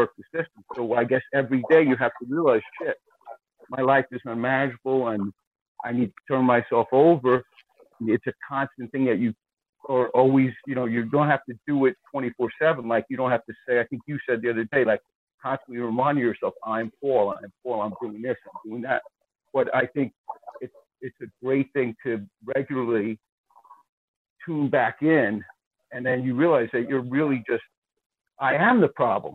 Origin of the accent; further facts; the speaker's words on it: Long Island, New York, United States; I'm also from Long Island